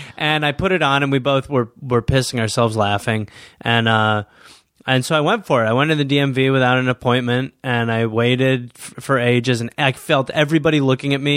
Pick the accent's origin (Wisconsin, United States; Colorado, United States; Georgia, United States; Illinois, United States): Wisconsin, United States; Milwaukee; moved away; I was born in Milwaukee, Wisconsin, raised by the English people